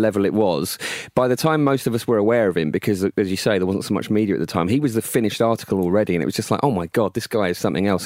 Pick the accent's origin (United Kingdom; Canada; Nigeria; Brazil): United Kingdom; Rainham; also born or lived in Essex; he's from Raynham, 'cause that's my hometown